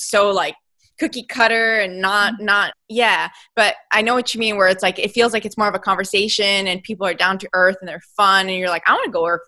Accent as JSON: {"language": "English", "region": "Texas", "country": "United States", "said": "West Texas."}